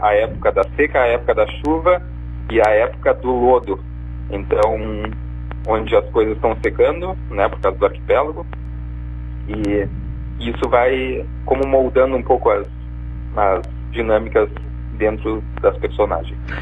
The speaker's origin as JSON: {"language": "Portuguese", "town": "Pelotas", "region": "Rio Grande do Sul", "country": "Brazil", "also_born_or_lived": "Marajó Island", "said": "eu sou pelotense, morei um tempo na ilha de Marajó"}